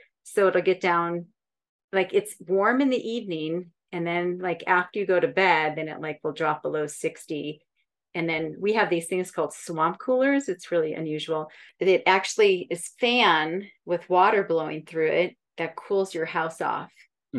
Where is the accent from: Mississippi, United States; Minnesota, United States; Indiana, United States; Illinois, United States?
Minnesota, United States; also born or lived in California; now in Boulder, United States; But I grew up in Minnesota, where there's a lake literally every turn.